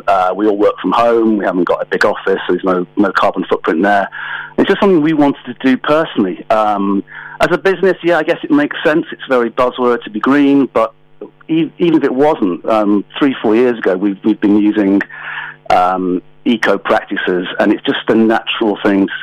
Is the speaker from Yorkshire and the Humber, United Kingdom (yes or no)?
no; Manchester, North West England, United Kingdom; moved away as an adult; also born or lived in London; now in Knutsford, United Kingdom; Born in Manchester, lived in London for 20 years, moved back about 7 years ago